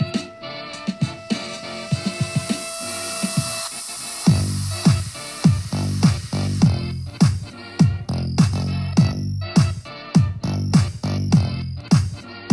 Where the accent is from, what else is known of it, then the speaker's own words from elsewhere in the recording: Midwest, United States; having grown up in the Midwest